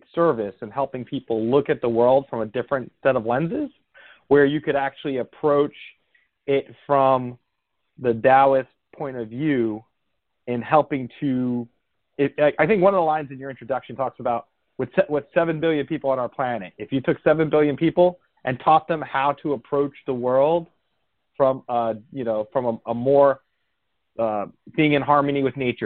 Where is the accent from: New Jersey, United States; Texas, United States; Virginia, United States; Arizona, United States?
New Jersey, United States; Bergen County, northern; I actually grew up outside of New York myself, but in northern New Jersey in Bergen County